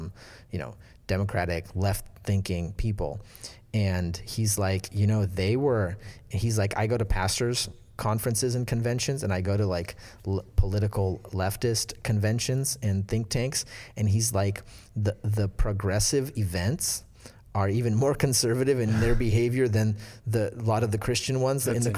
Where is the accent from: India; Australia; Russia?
Russia; It's because we came from Soviet Russia, which did not value these things.